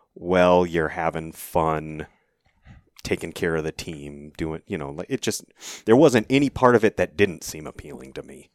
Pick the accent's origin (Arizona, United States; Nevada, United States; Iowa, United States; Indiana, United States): Arizona, United States; Cave Creek; I was born and raised in Cave Creek, uh, Arizona